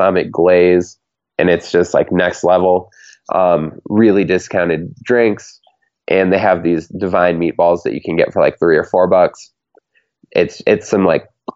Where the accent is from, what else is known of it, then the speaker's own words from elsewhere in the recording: Minnesota, United States; as a Minnesotan